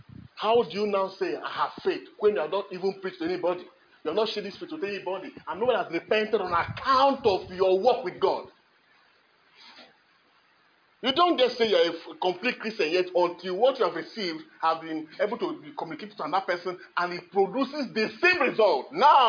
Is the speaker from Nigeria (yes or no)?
yes; Kogi, Nigeria; born there; He was born in Bethlehem like every other person. I was born in Kogi State.